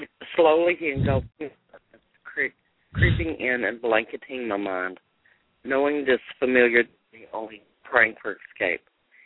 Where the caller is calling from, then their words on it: Austin, Texas, United States; Austin, Texas.